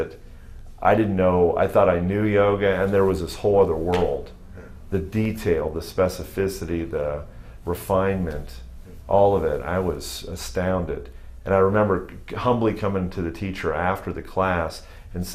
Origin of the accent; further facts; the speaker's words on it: Youngstown, Ohio, United States; moved away as an adult; also born or lived in Chicago, Illinois / Cincinnati, Ohio; now in Texas, United States; I moved when I was six to Ohio, and I did my schooling, my undergraduate schooling, my high school through I was 18, and then moved from Youngstown, Ohio